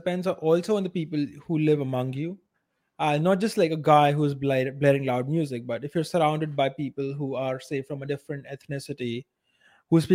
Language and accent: English; India; as an Indian.